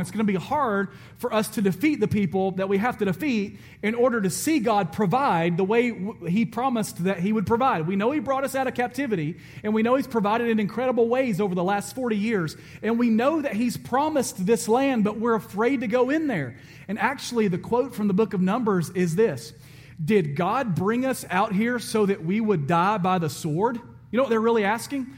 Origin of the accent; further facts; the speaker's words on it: Alabama, United States; I'm from Alabama